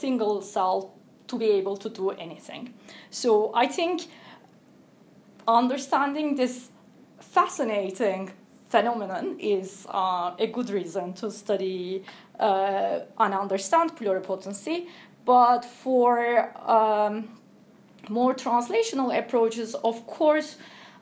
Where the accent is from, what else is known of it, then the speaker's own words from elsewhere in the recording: Turkey; moved away as an adult; also born or lived in United States; now in Cambridge, United Kingdom; I'm originally from Turkey